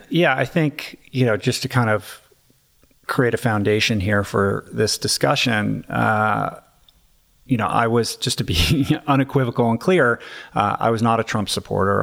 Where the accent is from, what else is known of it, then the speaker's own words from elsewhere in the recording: Bethesda, Maryland, United States; I grew up in Washington, D C, very much inside the Beltway, uh, in Bethesda, Maryland, in my neighborhood